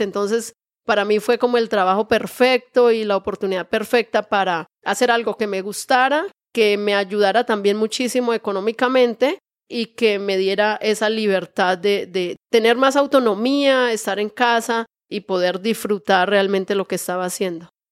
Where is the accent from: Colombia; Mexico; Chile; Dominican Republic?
Colombia; Real, Santander; moved away as an adult; also born or lived in Santa Marta, Colombia; now in Bucaramanga, Colombia; Yo soy de un pueblito muy pequeño de Colombia que está en nuestro departamento Santander y se llama Real. Cuando yo vivía en este pueblito había como 800 habitantes o mil habitantes tal vez en este pueblito. Un pueblito muy pequeño. Allí estudié mi primaria, mi secundaria